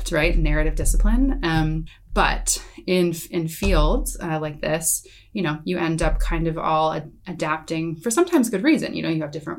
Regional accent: United States; being an American

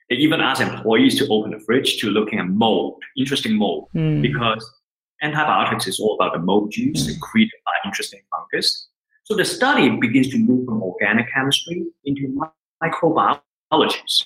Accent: Hong Kong; moved away as an adult; now in Switzerland; I was born and raised in Hong Kong

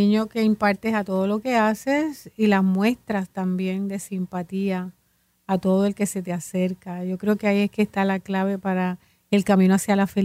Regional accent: San Juan, Puerto Rico; Mi mami es de Yauco. Yo soy de San Juan.

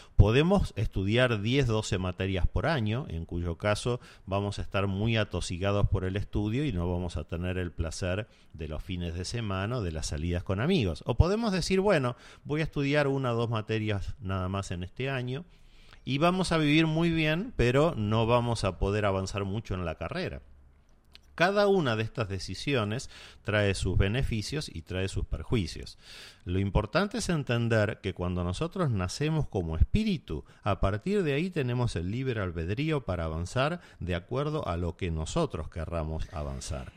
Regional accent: Argentina; en mi país, en Argentina

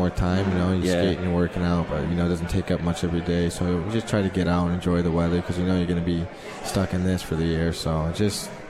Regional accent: Michigan, United States; moved away as an adult; now in Utica, United States; Growing up in Michigan

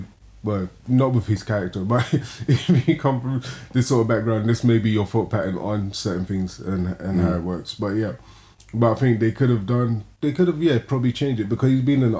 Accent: United Kingdom; we're from Britain as well.

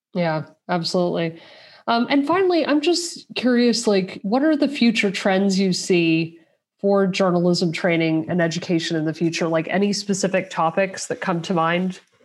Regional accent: United States; now in Europe; I'm an American based in Europe

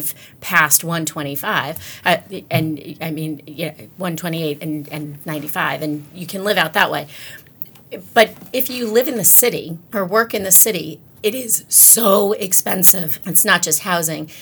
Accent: Long Island, New York, United States; now in Massachusetts, United States; I grew up on Long Island

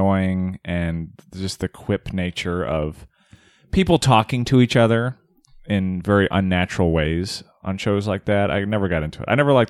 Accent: Arizona, United States; See, I'm from Arizona.

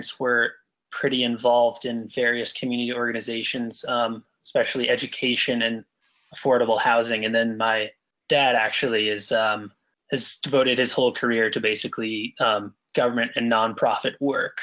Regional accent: Colorado, United States; I am from Colorado. I was born in Colorado and I still live here in Denver

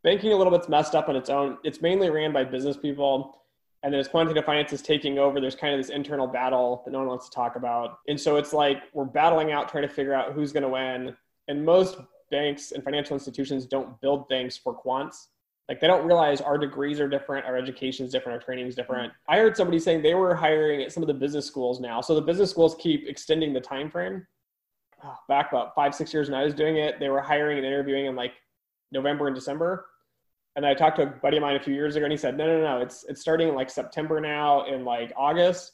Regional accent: United States; I'm even American, so I speak English

